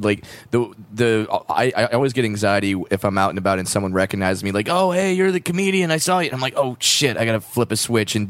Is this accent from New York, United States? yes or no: no; Fullerton, California, United States; Fullerton, California represent. Everyone came from Fullerton.